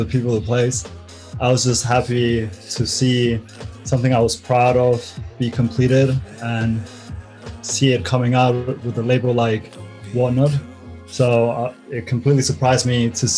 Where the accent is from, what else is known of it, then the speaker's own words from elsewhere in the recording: Mallorca, Balearic Islands, Spain; now in London, United Kingdom; I'm from Mallorca and there's not much of a scene there